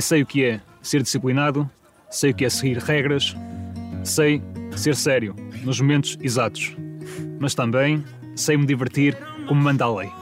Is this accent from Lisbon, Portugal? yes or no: no; Fafe, Braga, Portugal; Tenho 27 anos e sou de Silvar São Clemente, em Faf.